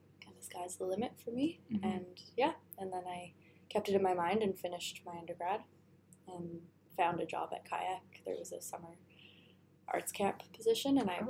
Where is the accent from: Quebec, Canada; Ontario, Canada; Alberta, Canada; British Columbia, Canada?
Ontario, Canada; Toronto; moved away as an adult; also born or lived in Halifax, Nova Scotia; now in Dawson City, Canada; From the Big Smoke, Toronto